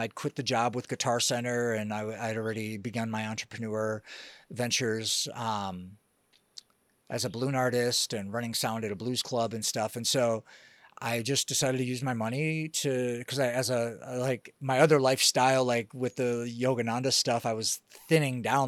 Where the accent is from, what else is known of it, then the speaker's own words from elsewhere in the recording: Detroit, Michigan, United States; now in Costa Rica; I grew up in Detroit